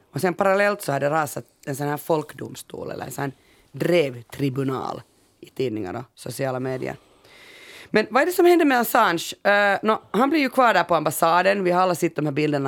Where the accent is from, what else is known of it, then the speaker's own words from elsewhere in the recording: Finland; vi är ju finnar så vi har ju bara bastu